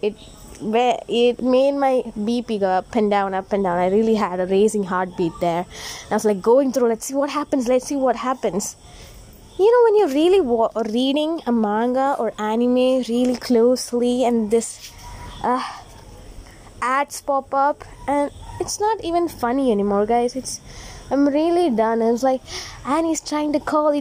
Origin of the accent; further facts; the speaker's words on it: India; as an Indian and proud to be one